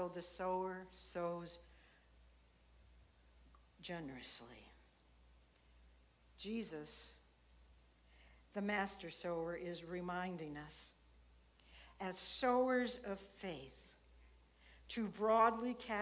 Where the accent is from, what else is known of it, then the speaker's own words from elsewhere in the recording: Illinois, United States; I grew up in Illinois